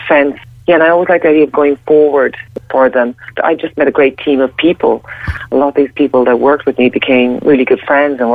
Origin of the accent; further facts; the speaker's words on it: Ireland; I'm Irish